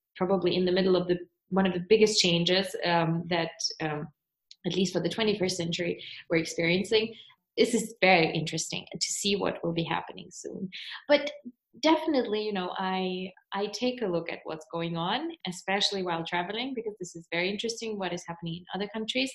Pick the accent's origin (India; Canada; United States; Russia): Russia; moved away as an adult; now in Germany; I was born in Russia, but currently I'm living in Germany since almost 10 years